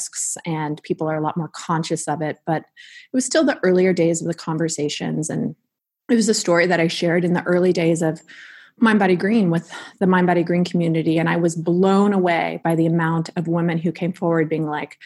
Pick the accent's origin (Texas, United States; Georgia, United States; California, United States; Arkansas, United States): California, United States; being a Californian native